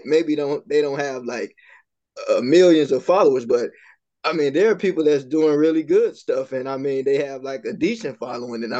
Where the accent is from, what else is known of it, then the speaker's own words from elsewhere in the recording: Chicago, Illinois, United States; I grew up in Chicago